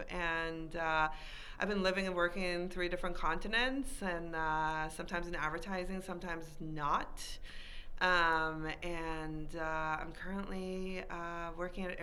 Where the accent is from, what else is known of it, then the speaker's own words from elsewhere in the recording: Iran; moved away as an adult; Um, I was born and raised in Iran, uh, in this little region called Middle East.